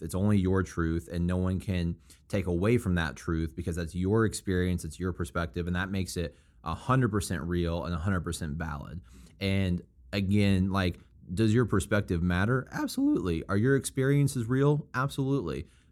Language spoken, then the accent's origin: English; Springfield, Missouri, United States; I'm from Springfield, Missouri, and it's a college town